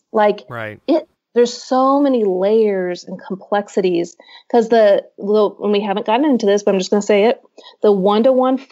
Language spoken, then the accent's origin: English; Midwest, United States; now in Nashville, United States; I'm from the Midwest, and I live in Nashville now